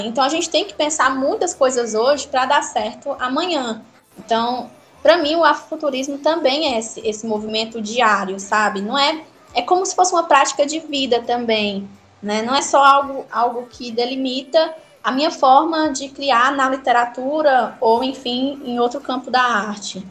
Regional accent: Ceará, Brazil; Eu sou cearense

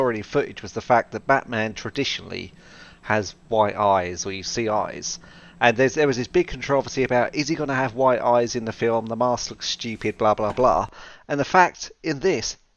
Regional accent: United Kingdom; my home country of the UK

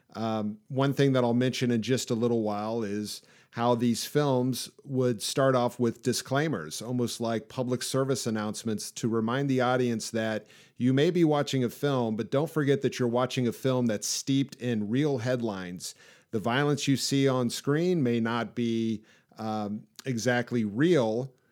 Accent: Kansas City, United States; I grew up here in Kansas City all my life

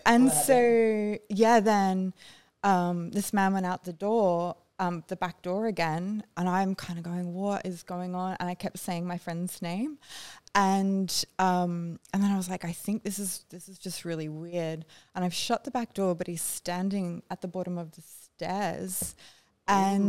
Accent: Brisbane, Queensland, Australia; also born or lived in Groote Eylandt; Sort of in another suburb, just up the way, more middle class suburb.

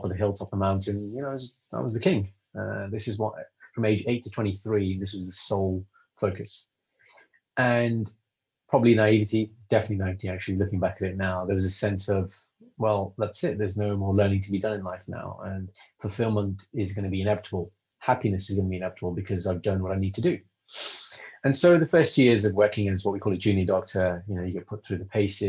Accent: United Kingdom; I'm British, I'm Sikh, I'm Punjabi. And being that in the UK growing up

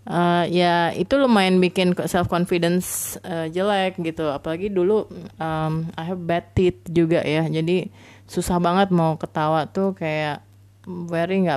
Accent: Makassar, South Sulawesi, Indonesia; also born or lived in Kupang / Banjarmasin / Bengkulu; aku anak daerah banget ya jadi basically uh, SD di Makassar SMP di Kupang SMA di Banjarmasin dan Bengkulu

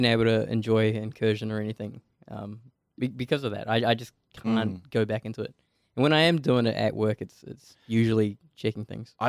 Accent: New Zealand; And I'm from New Zealand.

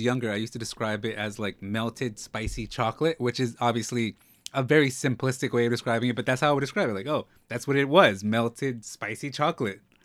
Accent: New York, United States; also born or lived in Mexico (ancestry); I'm from New York, but I'm Mexican

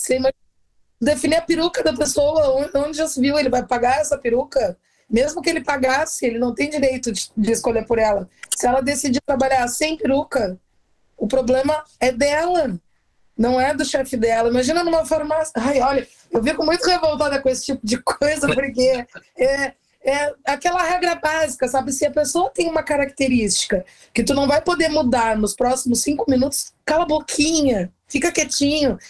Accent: Rio Grande, Rio Grande do Sul, Brazil; Eu moro numa cidade bem pequenininha no sul. Eu sou de Rio Grande, que é extremo sul do Rio Grande do Sul.

